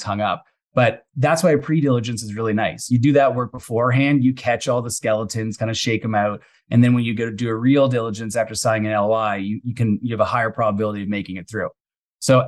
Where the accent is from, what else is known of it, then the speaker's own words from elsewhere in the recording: Mississauga, Ontario, Canada; now in British Columbia, Canada; I grew up outside of Toronto. So I grew up in Mississauga